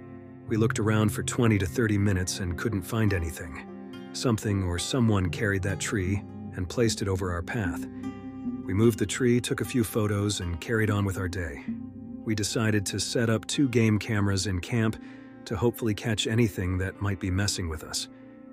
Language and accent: English; Washington, United States; We're from Washington State, it's part of our culture.